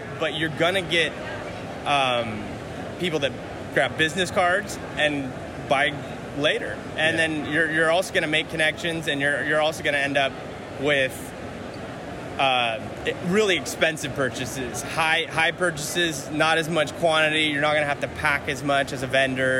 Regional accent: Northern California, United States; I'm from Northern California

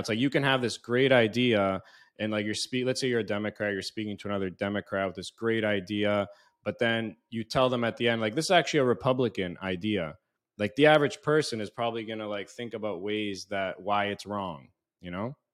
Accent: Canada; moved away; also born or lived in United States; growing up in Canada and U S

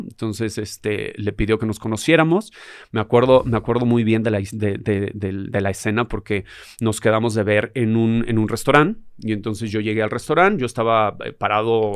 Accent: Mexico City, Mexico; yo crecí en Tepito, yo, yo anduve por las calles

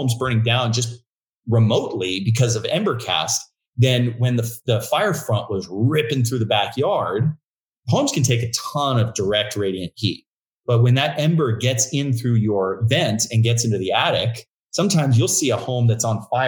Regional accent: Agoura Hills, California, United States; also born or lived in Santa Barbara; we grew up in Agoura Hills, right on PCH.

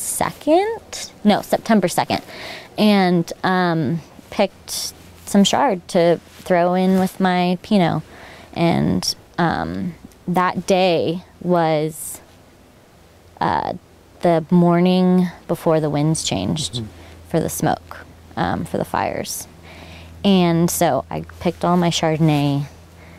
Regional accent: San Diego, California, United States; moved away as an adult; now in Oregon, United States; I'm from San Diego. So I grew up through multiple firestorms

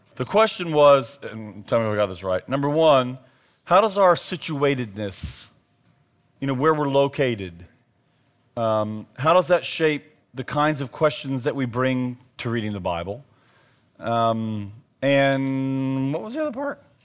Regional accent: the South, United States; as a Southerner

